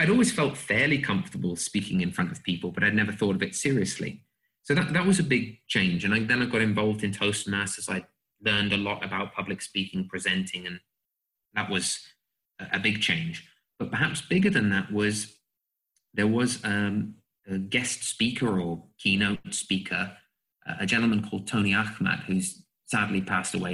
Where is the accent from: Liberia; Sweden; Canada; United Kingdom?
United Kingdom; England; moved away as an adult; also born or lived in United States; now in Slovakia; obviously, those of you who are listening will hear that I am an Englishman. I lived in the US as well, so I don't have the, the pure British accent. And I, I came to Slovakia, where I live now, as an English teacher 2011.